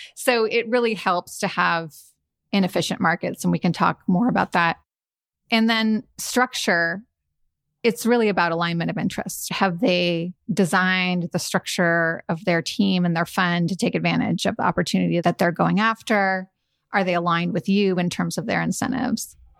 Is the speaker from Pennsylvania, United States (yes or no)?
no; San Francisco, California, United States; moved away as an adult; also born or lived in New Haven; I'm a California girl, born and raised in San Francisco